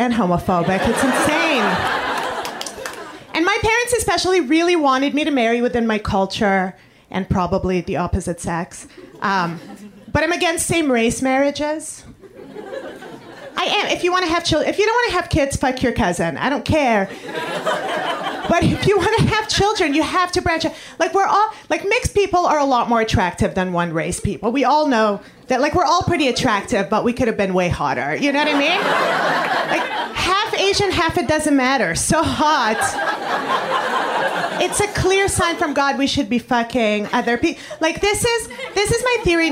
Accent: Montreal, Quebec, Canada; moved away as an adult; now in New York City, United States; I come from Montreal, Canada, the French part.

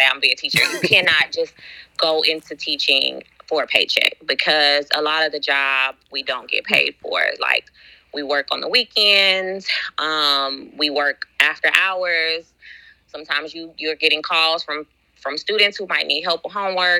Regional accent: San Antonio, Texas, United States; now in Houston, United States; I am from San Antonio, Texas, but now I live in Houston

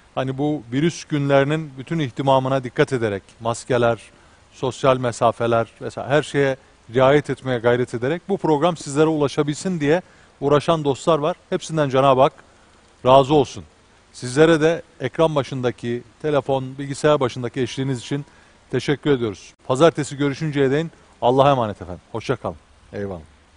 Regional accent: Ankara, Turkey; ben Ankaralıyım

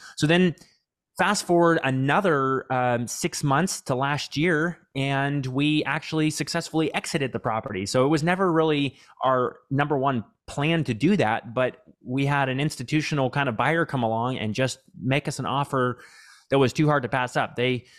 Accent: Texas, United States; I grew up here in Central Texas on a farm with 9 siblings, actually.

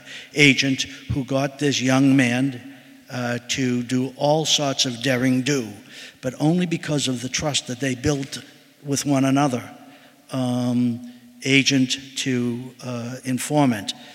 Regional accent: Boston, Massachusetts, United States; I am the Boston boy. I grew up in Boston, went to public schools in Boston

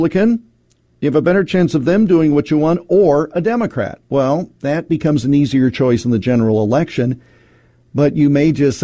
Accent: Iowa, United States; my home state of Iowa

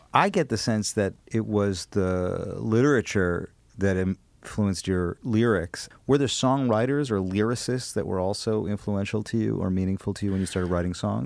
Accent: Madison, Wisconsin, United States; I'm from Madison

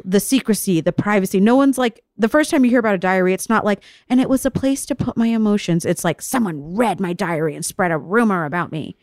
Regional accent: Vero Beach, Florida, United States; I grew up in Florida, in Vero Beach, Florida, trash white town, chubby brown girl

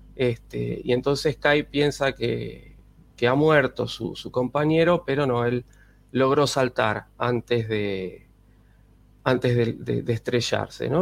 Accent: Buenos Aires, Argentina; los que vivimos acá nos dicen porteños

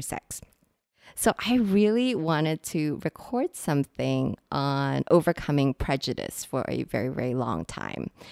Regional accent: Singapore; today we are recording from Singapore, which is I know some of you might already know this, which is where I'm from. And one of the things that I really struggled with when I was growing up here

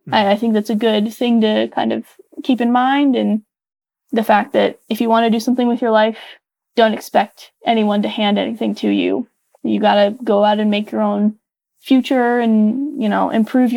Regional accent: Las Vegas, Nevada, United States; growing up in Vegas

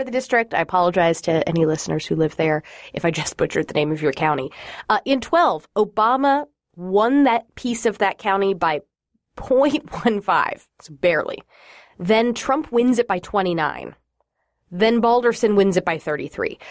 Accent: Florida, United States; moved away; Florida's my home state

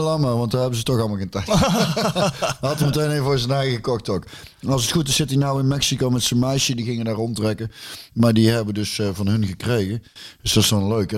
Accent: near Loosbroek, North Brabant, Netherlands; Loosbroek. Dus dat is ook vlakbij waar ik vandaan kom

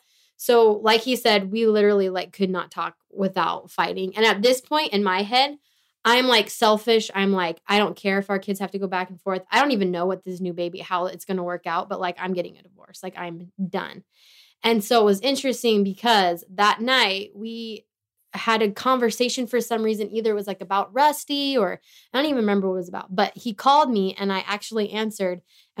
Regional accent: Tehachapi, California, United States; moved away; I went back to Tehachapi, good old T-town, with my parents.

